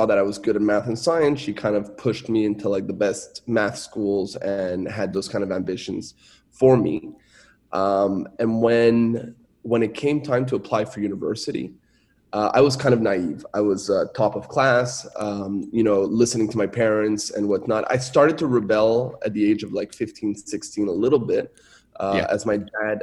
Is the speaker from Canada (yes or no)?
yes; Montreal, Quebec, Canada; first language French; English is a second language; moved away; also born or lived in Shanghai; I was born and raised in Montreal, Canada